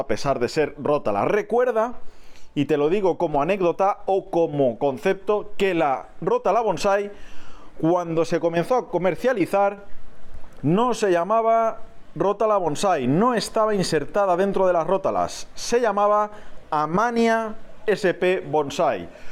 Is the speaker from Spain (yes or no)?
yes; Spain; donde yo resido, en mi país